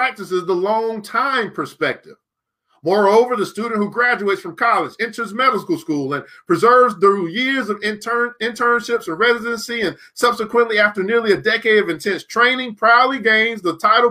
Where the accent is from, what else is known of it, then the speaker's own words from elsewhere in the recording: Illinois, United States; out of Chicago. I believe you're from my home state as well